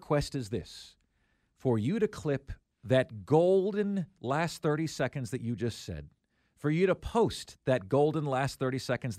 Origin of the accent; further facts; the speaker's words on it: Indiana, United States; Well, I'm visiting South Carolina, and I'm from Indiana.